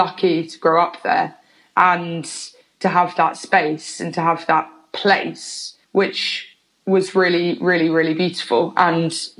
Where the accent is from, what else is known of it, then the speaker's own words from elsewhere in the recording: Oxford, South East England, United Kingdom; also born or lived in London / Bristol; I grew up half in London, half in Oxford. Right. Moved to Oxford when I was about eight or something.